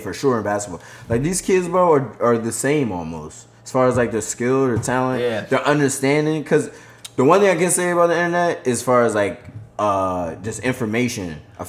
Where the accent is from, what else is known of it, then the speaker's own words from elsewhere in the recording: Philadelphia, Pennsylvania, United States; Bro, I grew up in South Philly.